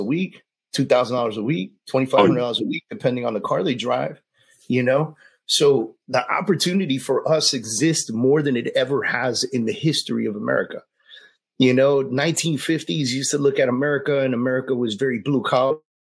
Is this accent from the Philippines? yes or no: no; New York City, New York, United States; I was a Puerto Rican kid growing up in the Bronx